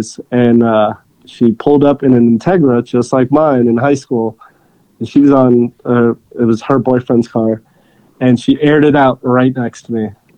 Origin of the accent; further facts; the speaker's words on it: Hollywood, Florida, United States; I grew up in South Florida in Hollywood